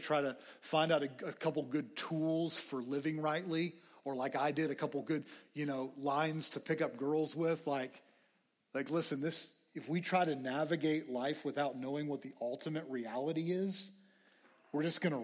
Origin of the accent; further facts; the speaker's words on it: Lubbock, Texas, United States; I grew up in Lubbock. I love Lubbock.